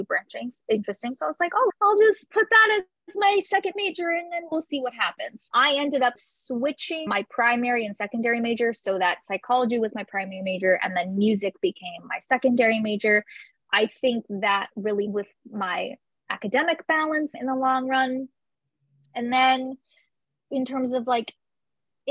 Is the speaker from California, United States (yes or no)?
yes; San Francisco Bay Area, California, United States; I'm originally from the San Francisco Bay Area